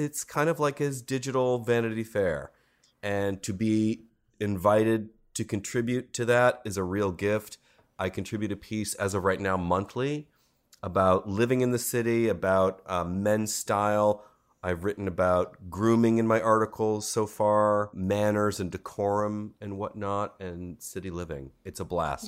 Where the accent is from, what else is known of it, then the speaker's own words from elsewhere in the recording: Cleveland, Ohio, United States; now in New York City, United States; I went back home to my hometown of Cleveland